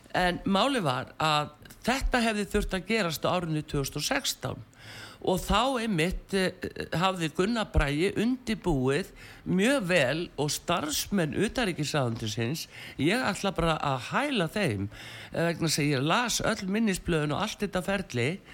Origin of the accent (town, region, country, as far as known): Iceland